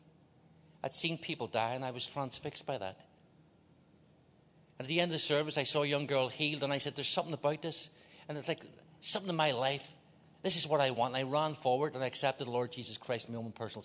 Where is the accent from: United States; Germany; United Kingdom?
United Kingdom; Belfast, Northern Ireland; moved away; I grew up in Northern Ireland, Belfast. That's why I talk like this.